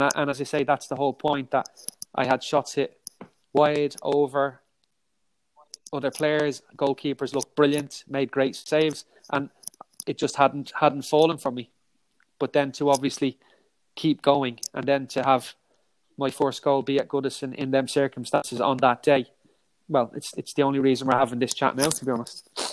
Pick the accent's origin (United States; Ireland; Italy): Ireland; being Irish